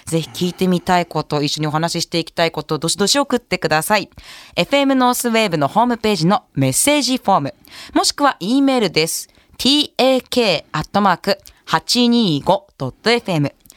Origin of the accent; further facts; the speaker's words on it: Date, Hokkaido, Japan; 私伊達の出身です